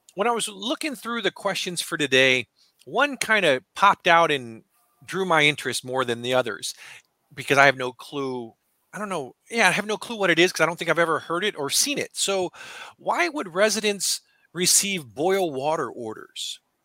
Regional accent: Southern California, United States; I grew up in Southern California

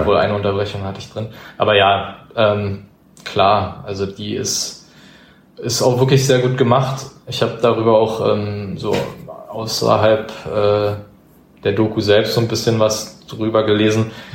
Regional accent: Berlin, Germany; das ist nun mal meine Heimat

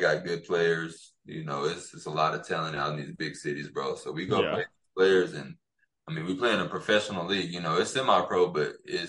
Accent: Plainview, Texas, United States; also born or lived in Alton, Illinois; I'm born and raised. Well, I was born in actually Alton, Illinois, but I moved here at a young age. Like, I think I was like 1.5. So, Plainview is my hometown.

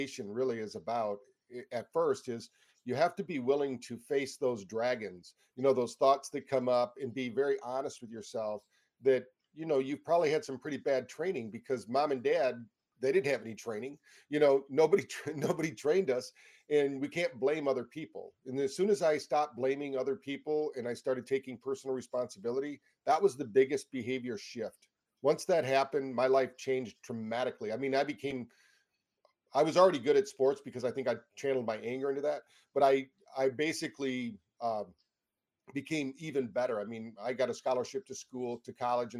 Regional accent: Michigan, United States; We grew up in Michigan here in the United States

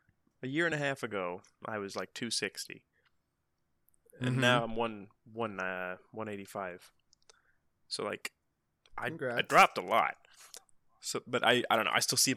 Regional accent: Pacific Northwest, United States; And me being from, you know, Pacific Northwest

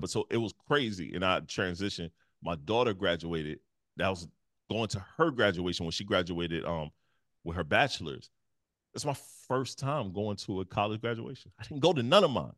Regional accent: Detroit, Michigan, United States; moved away; also born or lived in South Carolina; I moved from the Midwest. I'm from Detroit. And move all the way to the South Carolina.

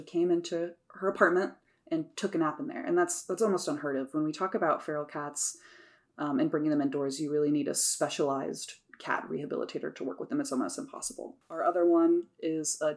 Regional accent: Sheridan, Indiana, United States; I grew up in Sheridan. So I grew up in the country too.

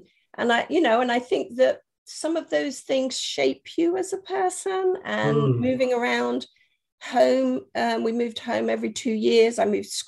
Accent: Germany; moved away as an adult; now in United Kingdom; I was brought up in Germany, and I didn't actually come to the UK until I went to university.

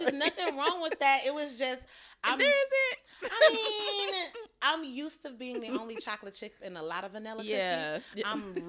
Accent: the South, United States; I mean, I'm from the South, so it's a little, it was a little different.

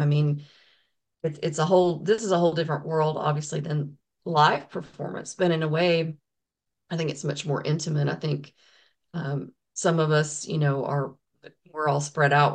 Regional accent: the South, United States; I'm from the South, so I was raised in a Baptist church

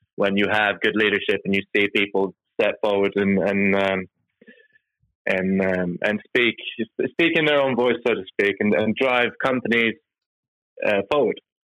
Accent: Norway; moved away; I'm from from back in Norway. I'm, I'm Norwegian by uh, my heritage. But so, so born and raised in Norway

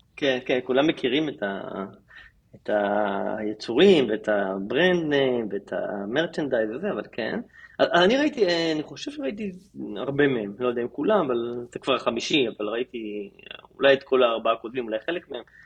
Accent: Israel; לנו כישראלים

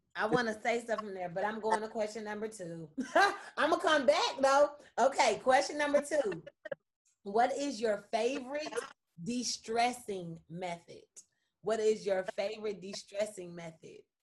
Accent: Kansas City, United States; from KC

